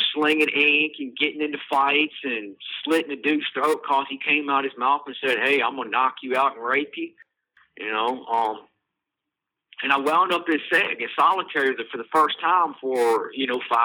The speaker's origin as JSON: {"language": "English", "town": "Charlottesville", "region": "Virginia", "country": "United States", "tie": "born or raised there", "said": "Charlottesville, Virginia, which is my hometown"}